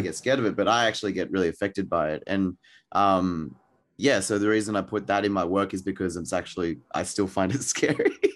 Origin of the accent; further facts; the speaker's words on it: Australia; I'm Australian, um, but I'm Thai Chinese